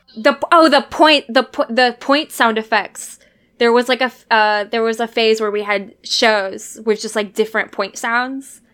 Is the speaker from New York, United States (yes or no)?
no; Alaska, United States; I'm from Alaska